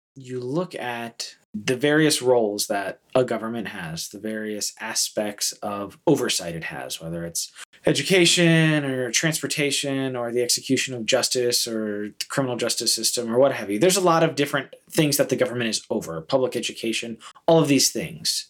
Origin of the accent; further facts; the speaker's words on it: United States; as American Christians who feel very fondly and patriotically about our citizenship and our country